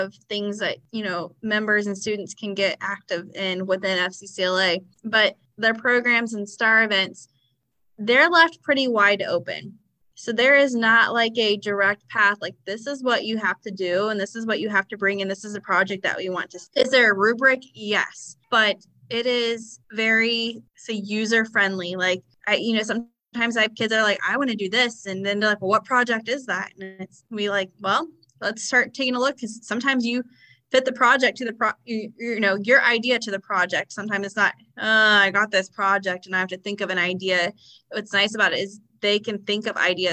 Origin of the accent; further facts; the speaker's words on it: Ohio, United States; I'm from Ohio